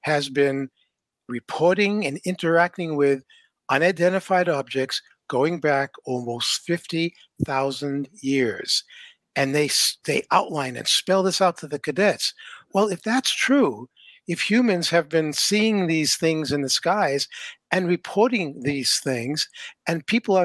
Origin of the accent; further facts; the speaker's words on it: New Hampshire, United States; I grew up in New Hampshire